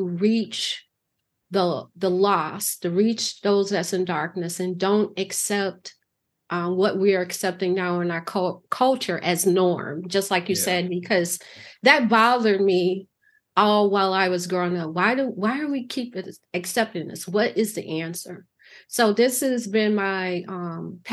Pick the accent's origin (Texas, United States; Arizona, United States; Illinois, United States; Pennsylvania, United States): Illinois, United States; Chicago; growing up in Chicago